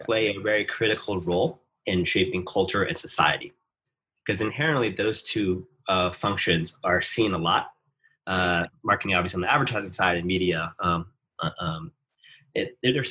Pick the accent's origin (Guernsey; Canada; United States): United States; New York City, New York; moved away as an adult; also born or lived in Stanford, California; I'm originally from New York City, in Brooklyn, New York, and came out to college at Stanford for my undergrad